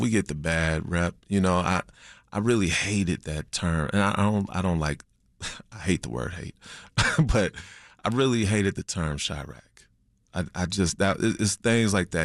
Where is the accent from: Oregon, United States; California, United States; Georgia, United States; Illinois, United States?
Illinois, United States; Chicago; I was raised on the South Side on eighty-seven of Winchester before moving to the Burbs, my eighth grade year